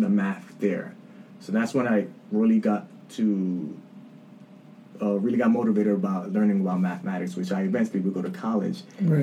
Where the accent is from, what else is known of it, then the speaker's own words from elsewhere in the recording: New York City, New York, United States; I'm a light-skinned dude born and raised in the Bronx